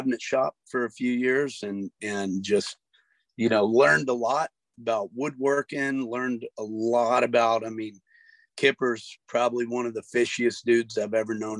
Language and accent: English; Sarasota, Florida, United States; also born or lived in Texas / Georgia / Tennessee / Louisiana; I was born in Texas, and we went from Texas to Lilburn, Georgia, to Chattanooga, Tennessee, down to Lafayette, Louisiana, and then from there down to Sarasota.